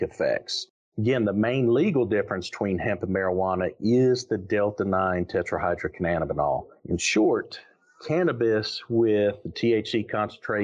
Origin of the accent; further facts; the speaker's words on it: the North, United States; now in North Carolina, United States; I'm from the North